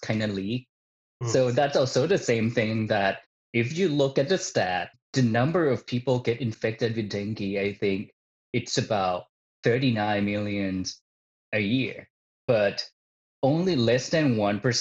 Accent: Isan, Thailand; her hometown, which is my hometown that I grew up in, the northeastern part of Thailand

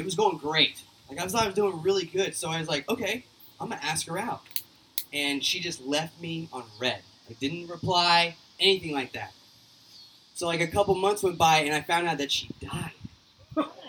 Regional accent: Oklahoma, United States; I am from Oklahoma. I am an Okie

